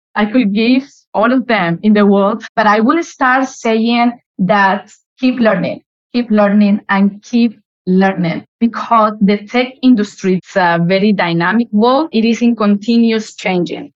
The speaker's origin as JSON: {"language": "English", "town": "Malaga", "region": "Andalusia", "country": "Spain", "tie": "born or raised there", "also_born_or_lived": "United Kingdom", "second_language": "English", "moved": "as an adult", "lives_now": "United Arab Emirates", "said": "I grew up in Malaga. Malaga is a beautiful, gorgeous city in the south of Spain"}